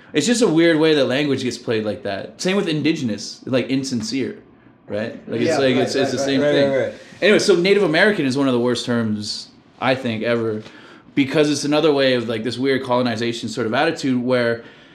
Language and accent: English; Canada; I'm Native American. Well, I hate that term too, but I'm Aboriginal from Canada.